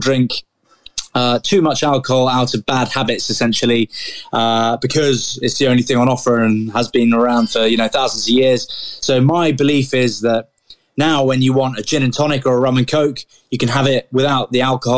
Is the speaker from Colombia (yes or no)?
no; Grantham, East Midlands, United Kingdom; I was born in Grantham